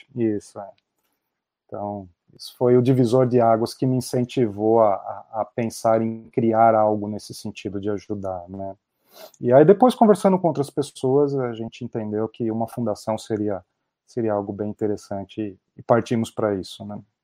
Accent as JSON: {"language": "Portuguese", "town": "São Caetano do Sul", "region": "São Paulo", "country": "Brazil", "tie": "born or raised there", "moved": "as an adult", "lives_now": "Texas, United States", "said": "E sou nascido em São Paulo, cresci aí no, no ABC Paulista, em São Caetano"}